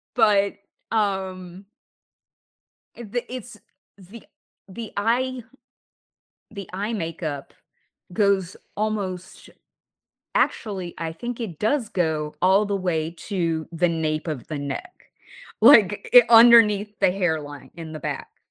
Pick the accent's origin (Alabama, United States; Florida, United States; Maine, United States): Alabama, United States; now in New York, United States; the city where I grew up in Alabama